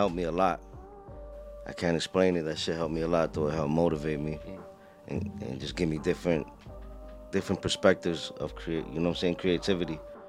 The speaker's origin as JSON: {"language": "English", "town": "Lawrence", "region": "Massachusetts", "country": "United States", "tie": "born or raised there"}